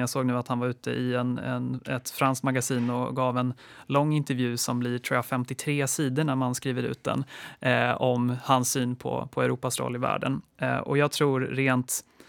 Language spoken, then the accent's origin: Swedish; Sweden; som svensk